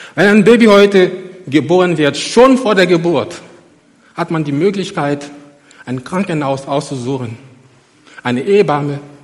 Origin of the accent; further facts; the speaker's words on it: Côte d’Ivoire; moved away as an adult; now in Germany; nach Abidjan gef, gef, gef, geflogen, in die Elfenbeinküste, in meine Heimat. Ich bin seit über 18 Jahren in Deutschland